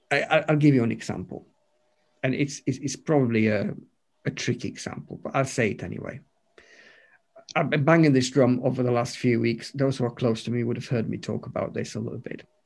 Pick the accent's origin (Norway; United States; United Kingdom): United Kingdom; You know, we're British, we're reserved.